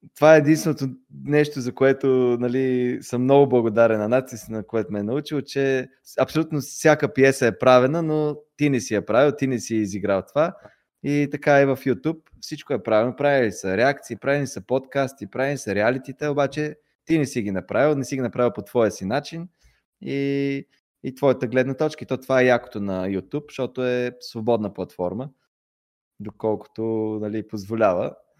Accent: Pleven, Pleven Province, Bulgaria; moved away as an adult; now in Sofia, Bulgaria; аз съм от Плевен, родом

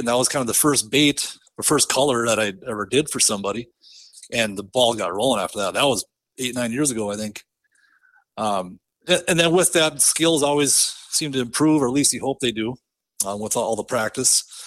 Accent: northwest of Bismarck, Southern North Dakota, United States; I grew up in Southern North Dakota, kinda just northwest of Bismarck a little bit

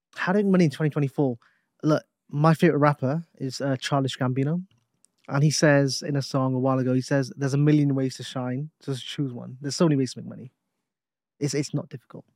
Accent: Newport, Wales, United Kingdom; We're both from Newport. We're both from the same city.

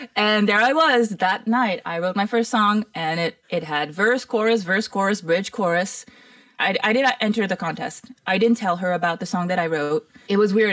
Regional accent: Mauritius; also born or lived in Toronto, Canada; now in Los Angeles, United States; growing up in Mauritius was a very interesting experience where it was multicultural

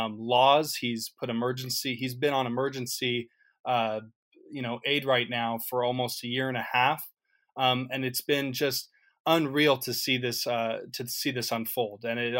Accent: Central Valley of California, United States; I'm from the Central Valley of California.

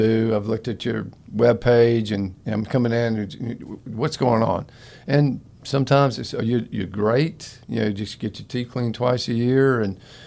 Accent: Florida, United States; I grew up in Florida

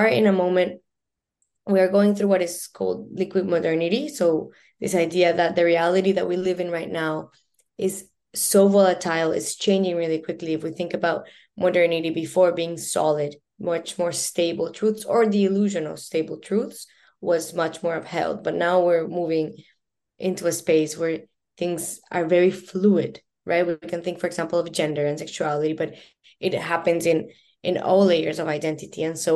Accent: Colombia; now in Vancouver, Canada; I'm born and raised in Colombia, and being Latina is an important part, I think, of my identity

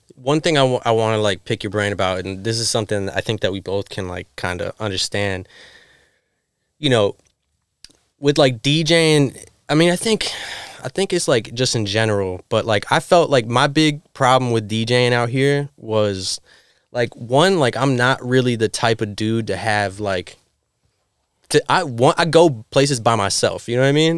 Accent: Florida, United States; now in New York City, United States; I'm from Florida

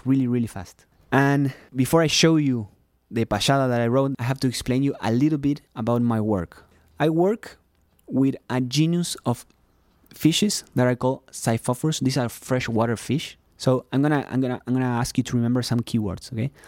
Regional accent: Uruguay; English is a second language; moved away; I am from Uruguay

